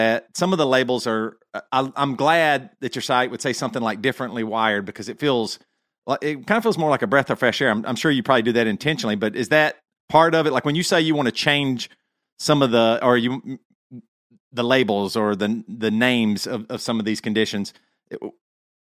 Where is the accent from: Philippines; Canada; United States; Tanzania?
United States; the South; Growing up in the South